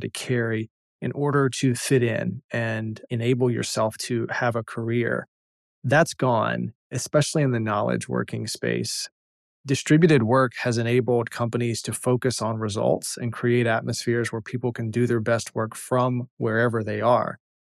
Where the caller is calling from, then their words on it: North Carolina, United States; calling in from North Carolina